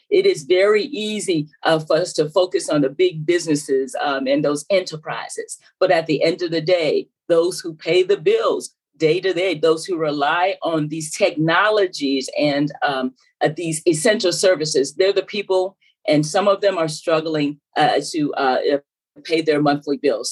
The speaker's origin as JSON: {"language": "English", "region": "South Carolina", "country": "United States", "tie": "born or raised there", "said": "I was raised in South Carolina, you could probably tell by the accent"}